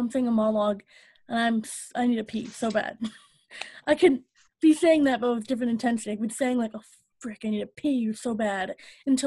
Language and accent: English; United States; I hate being American sometimes